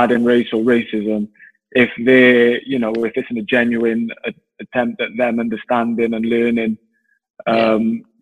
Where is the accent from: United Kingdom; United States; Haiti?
United Kingdom; Wales; growing up, you know, being Welsh